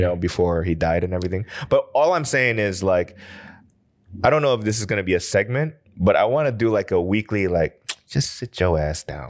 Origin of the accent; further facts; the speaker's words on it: United States; now in South Korea; we're from the States